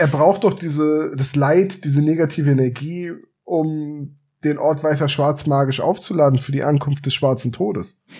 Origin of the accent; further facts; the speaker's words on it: Bremen, Germany; gebürtiger Bremer